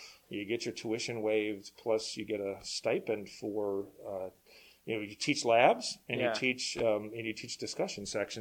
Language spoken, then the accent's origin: English; Chicago, Illinois, United States; now in Minnesota, United States; I actually grew up in Chicago, but we have no family there anymore